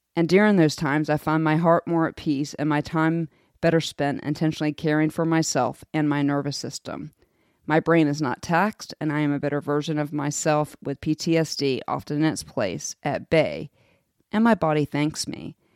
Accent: United States; As an American

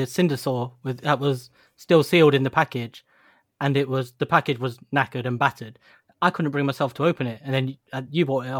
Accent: United Kingdom; We're British, remember. We're British.

